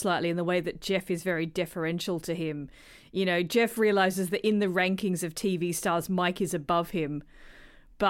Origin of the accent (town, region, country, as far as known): South Australia, Australia